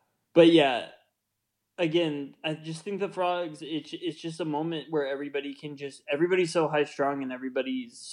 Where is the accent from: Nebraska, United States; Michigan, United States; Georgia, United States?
Nebraska, United States; I'm from Nebraska